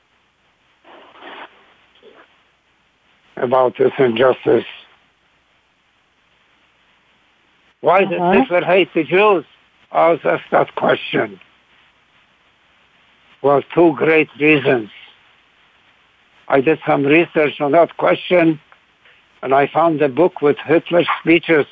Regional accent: Łódź, Łódź Voivodeship, Poland; moved away; Lodz, my hometown.

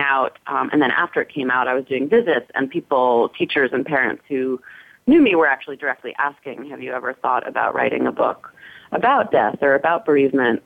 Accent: New York City, New York, United States; I grew up in New York City, um, not too far away from the park

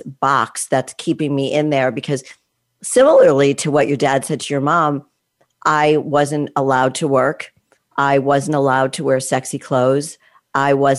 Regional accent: East Coast, United States; I was brought up on the East Coast, not in the Midwest

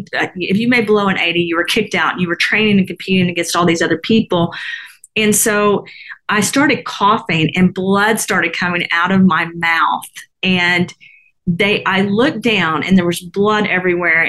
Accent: the South, United States; I was from the South

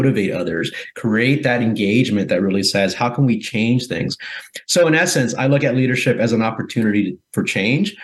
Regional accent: Guatemala; now in United States; I'm originally from Central America, from Guatemala

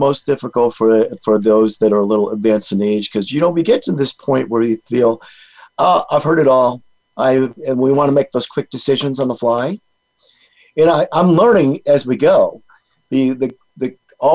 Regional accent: Rhode Island, United States; moved away; I'm from Rhode Island originally, and I go back to Rhode Island, and it's almost like going back in time. My high school buddies

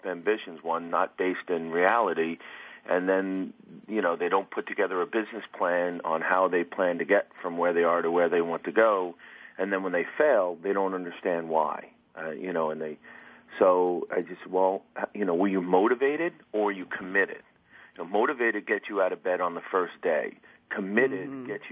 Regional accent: New Jersey, United States; I'm from New Jersey, but today I'm in Tampa

